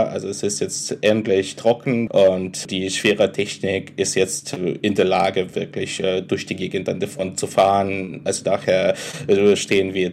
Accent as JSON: {"language": "German", "country": "Ukraine", "said": "und ich bin Ukrainer"}